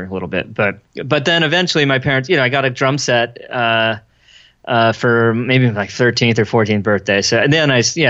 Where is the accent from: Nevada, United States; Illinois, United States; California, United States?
California, United States; Los Angeles; I'm from the Valley, San Fernando Valley